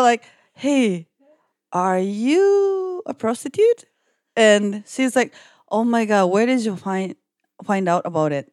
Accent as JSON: {"language": "English", "town": "Yokohama", "region": "Kanagawa", "country": "Japan", "tie": "born or raised there", "said": "I'm currently working as a reporter and kind of like a producer in Japan. And I was born and raised in Yokohama"}